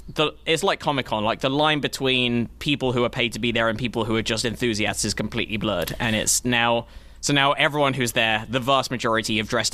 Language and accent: English; England, United Kingdom; accent: English; moved away